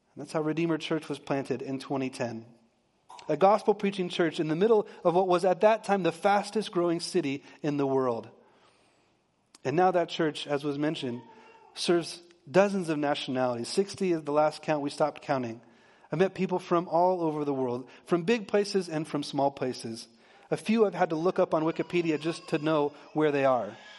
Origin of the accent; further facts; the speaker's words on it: Texas, United States; I'm from Texas, and I married a P A, central P A girl